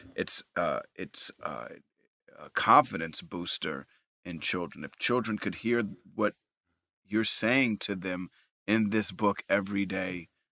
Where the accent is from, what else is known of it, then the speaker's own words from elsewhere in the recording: New York, United States; I grew up in New York